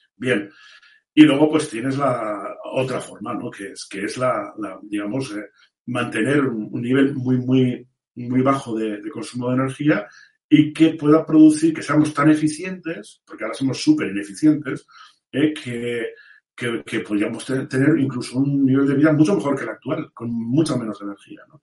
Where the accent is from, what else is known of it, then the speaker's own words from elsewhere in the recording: Vigo, Galicia, Spain; moved away; yo como gallego de nacimiento y, habiendo estudiado allí, en el Santa Irene y en el Colla